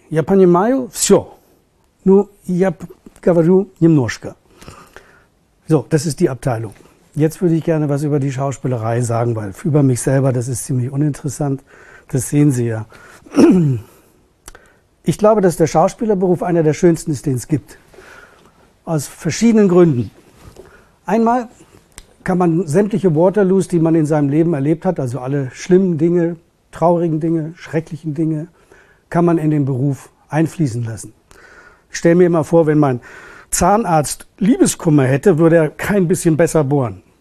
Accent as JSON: {"language": "German", "region": "Hamburg", "country": "Germany", "tie": "born or raised there", "also_born_or_lived": "Berlin", "said": "Geboren bin ich in Berlin. Also ich bin Berliner. Ähm, aufgewachsen bin ich ja eine lange Zeit in Hamburg. Ne? Ich meine, ich kann Hamburgisch sprechen"}